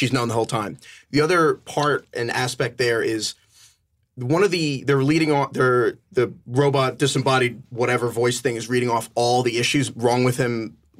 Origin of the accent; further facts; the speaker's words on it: New York, United States; I'm from New York, but like, it just kind of keeps going.